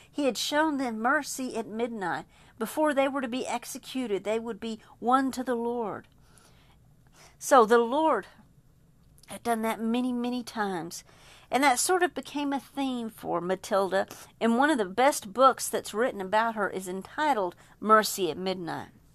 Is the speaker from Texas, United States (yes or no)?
yes; Texas, United States; as a Texan